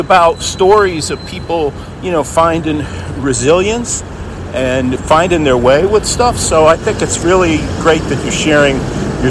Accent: Stamford, Connecticut, United States; also born or lived in New York City / outside Boston; now in Boston area, United States; I come from Stamford, Connecticut

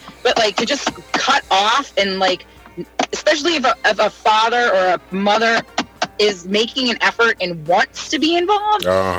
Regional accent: Reston, Virginia, United States; also born or lived in Arlington, Virginia; I'm born and raised in Virginia.

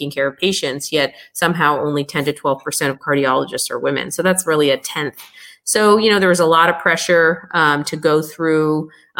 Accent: United States; naturally being American born

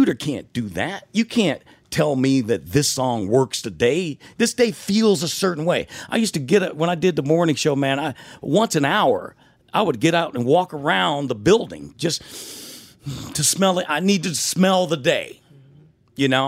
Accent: Detroit, Michigan, United States; Growing up in Detroit

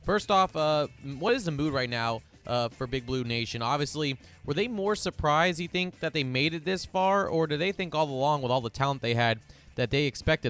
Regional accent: Atlanta, Georgia, United States; growing up in Atlanta

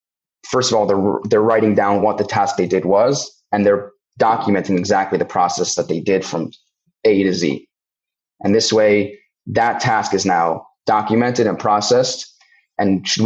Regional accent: Cincinnati, Ohio, United States; moved away; also born or lived in Connecticut / Israel / Australia / London; I'm born and bred in Cincinnati, Ohio, grew up here, did move around cities and countries for a few years from Connecticut to Israel, to Australia, London, New York.

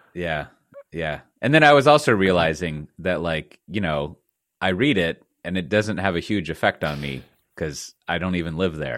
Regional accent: Texas, United States; now in Netherlands; as a Texan

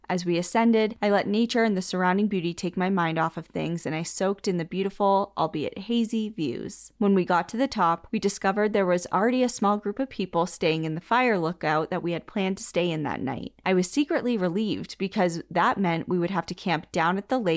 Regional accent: Washington, United States; I flew back to my home state of Washington for a long overdue visit.

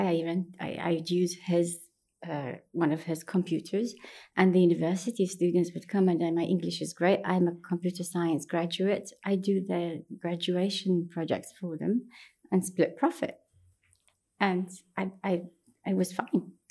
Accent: Baghdad, Baghdad Governorate, Iraq; English is a second language; moved away as an adult; now in United States; New York was scary for me because I'm from Baghdad

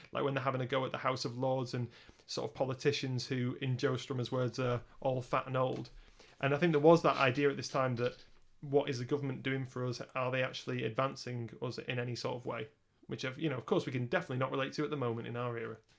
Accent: Lancashire, North West England, United Kingdom; we're both from Lancashire

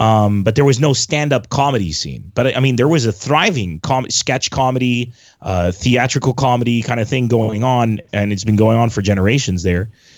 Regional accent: Beirut, Beirut Governorate, Lebanon; also born or lived in San Diego, United States; I'm Lebanese originally, but I'm also American, as I'm sure you could tell from the accent. I grew up in San Diego, and when I was about 11 years old, I went back to Beirut, Lebanon, and lived there till I was about 31.

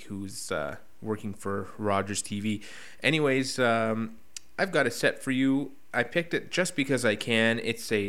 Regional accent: Ottawa, Ontario, Canada; Ottawa being my hometown.

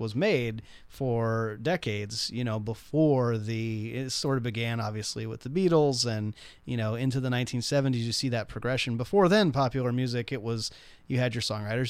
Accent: Nashville, Tennessee, United States; as a kid, growing up in Nashville

